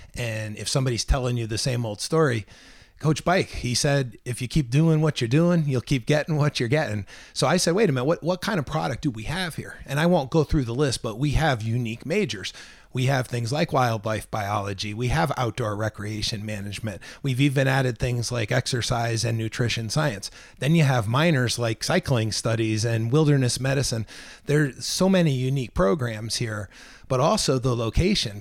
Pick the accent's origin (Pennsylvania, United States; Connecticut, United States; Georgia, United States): Connecticut, United States; Milford; moved away as an adult; I was born and raised in Connecticut, in particular Milford, Connecticut.